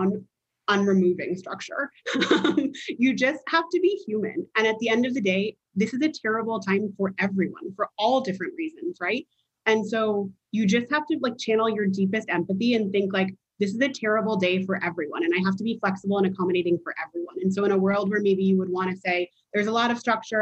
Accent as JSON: {"language": "English", "town": "Princeton", "region": "New Jersey", "country": "United States", "tie": "born or raised there", "said": "I grew up in Princeton, New Jersey"}